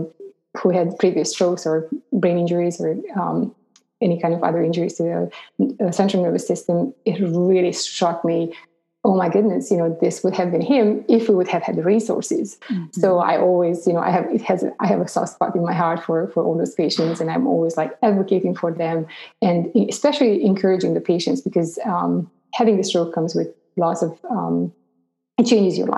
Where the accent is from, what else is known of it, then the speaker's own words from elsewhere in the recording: Romania; moved away as an adult; I grew up in Romania.